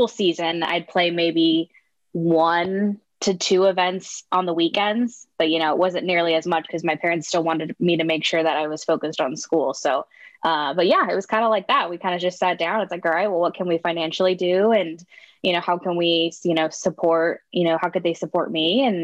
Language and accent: English; Southern California, United States; born and raised in Southern California